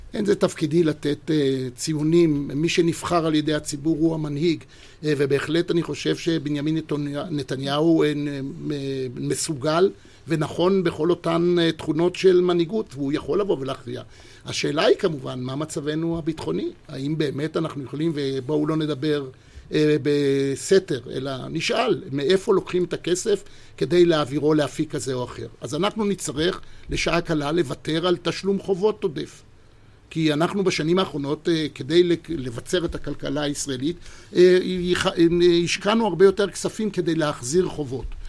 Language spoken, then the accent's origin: Hebrew; Israel; אני בן 72, נולדתי לציונות. הייתי במדינת ישראל תשע שנים תחת הכיבוש הבריטי